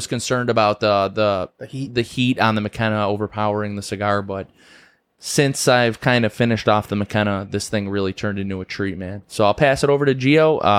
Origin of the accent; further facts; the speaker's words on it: United States; I was born in America and that I'm an American citizen.